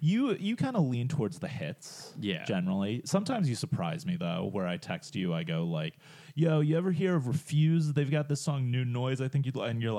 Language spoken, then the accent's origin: English; United States; Oh, we're American, John.